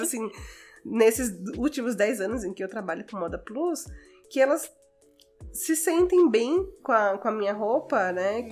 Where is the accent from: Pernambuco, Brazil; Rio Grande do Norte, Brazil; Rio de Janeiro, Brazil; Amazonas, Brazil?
Rio Grande do Norte, Brazil; Natal; moved away as an adult; also born or lived in Fortaleza; now in São Paulo, Brazil; sou de Natal e estudei em Fortaleza.